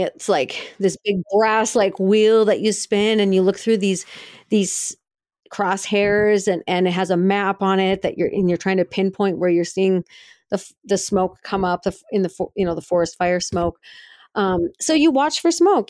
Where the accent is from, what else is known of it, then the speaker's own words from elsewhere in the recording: Brainerd, Minnesota, United States; now in Missoula, United States; in Brainerd, Minnesota, which is my hometown